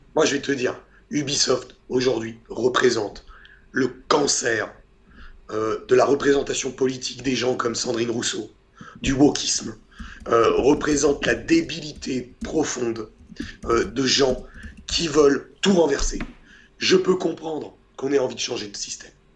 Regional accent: Portugal; moi je suis portugais

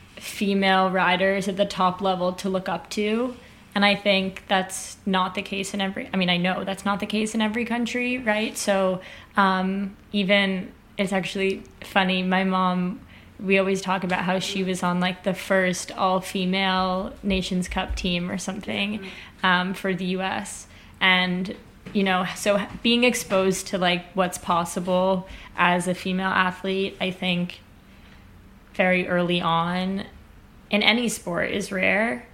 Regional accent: United States; growing up in America

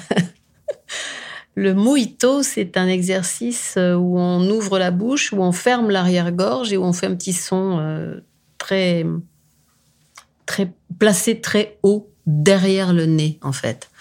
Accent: France; je suis française

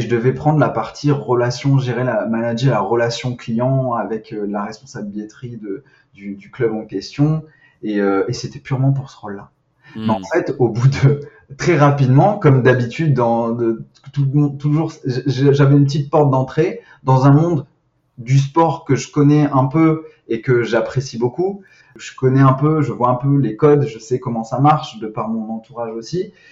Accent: Nice, Provence-Alpes-Côte d'Azur, France; je viens de Nice

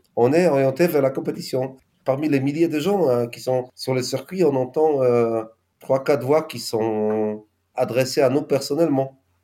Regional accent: Poland; French is a second language; moved away as an adult; also born or lived in Nord, France; Je suis polonais et nordiste

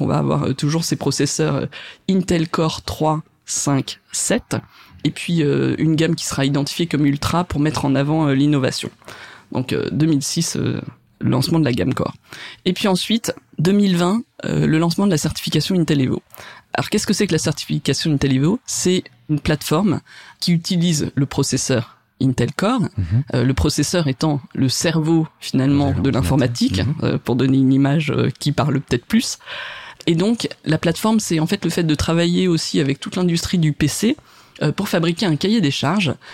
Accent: France; quand on est français

